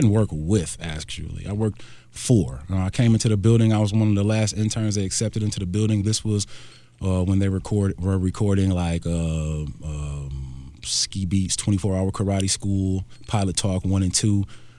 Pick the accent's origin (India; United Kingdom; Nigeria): Nigeria; You know, I'm Nigerian